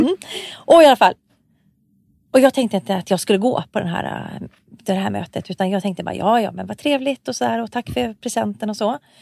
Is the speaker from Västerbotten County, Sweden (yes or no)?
no; Malmberget, Norrbotten County, Sweden; jag är ju född i Malmberget